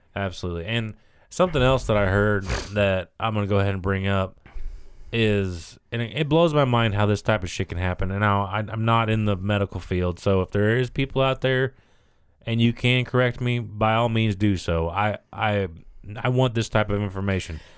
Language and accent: English; United States; as the American people